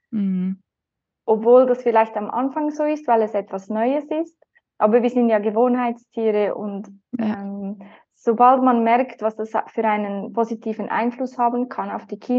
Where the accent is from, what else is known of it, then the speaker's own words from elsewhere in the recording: Lucerne, Switzerland; Ich komme aus der Schweiz, in der Umgebung von Luzern